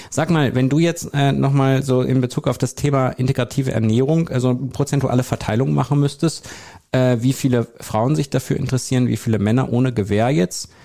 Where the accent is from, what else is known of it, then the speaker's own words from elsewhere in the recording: North Rhine-Westphalia, Germany; Also, wir sind mitten in Nordrhein-Westfalen. Wir sind nicht in der Großstadt, sondern wir sind im ländlichen Bereich